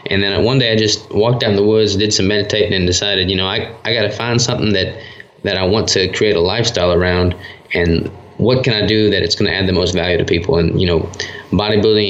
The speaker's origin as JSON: {"language": "English", "region": "Arkansas", "country": "United States", "tie": "born or raised there", "also_born_or_lived": "Minnesota", "accent": "Southern"}